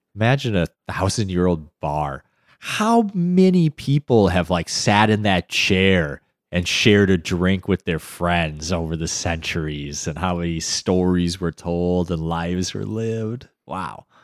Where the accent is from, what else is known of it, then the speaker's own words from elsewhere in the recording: Midwest, United States; Not just being American, but the Midwest